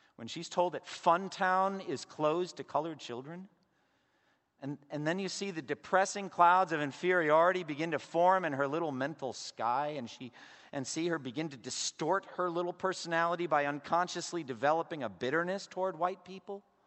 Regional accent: Massachusetts, United States; growing up as an Irish Catholic in Massachusetts

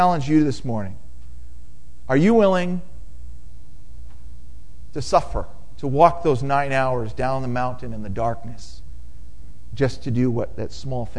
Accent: United States; moved away as an adult; now in Cameroon; when we come back to the United States, we grew up here

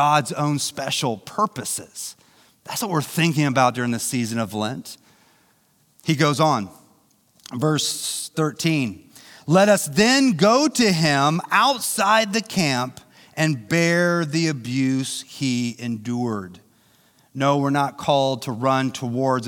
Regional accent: St. Joseph, Missouri, United States; I grew up in St. Joe.

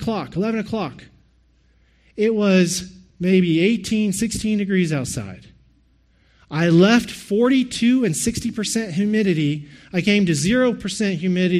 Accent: Texas, United States; moved away as an adult; now in Canada; I'm from Texas.

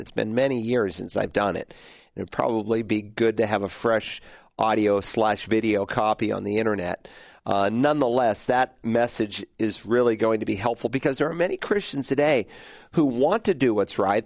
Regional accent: New England, United States; the area of New England where I grew up

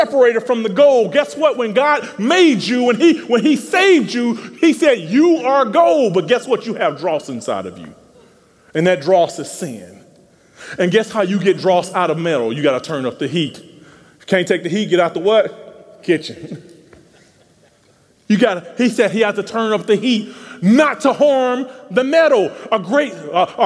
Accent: Tupelo, Mississippi, United States; I'm from Tupelo, Mississippi

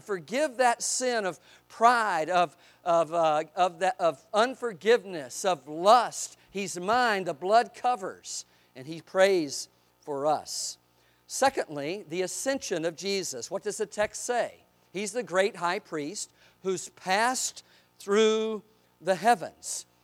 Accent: Eastern North Carolina, United States; I grew up in Eastern North Carolina.

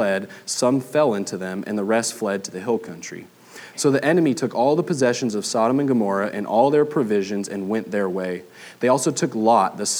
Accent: Southern California, United States; moved away as an adult; now in Flower Mound, United States; I'm originally from Southern California. We've been in Texas for 3 years now

